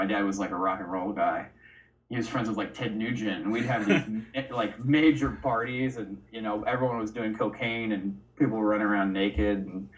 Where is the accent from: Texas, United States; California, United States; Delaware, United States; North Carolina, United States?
California, United States; just outside of Los Angeles, Malibu Lake; I grew up out just outside of Los Angeles in this little, on this little lake, Malibu Lake